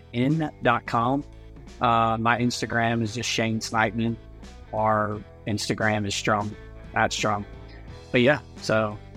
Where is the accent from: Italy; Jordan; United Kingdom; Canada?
Italy; My mom, I grew up in Italy. My mom was Italian and she was more like kind of free spirited, I guess.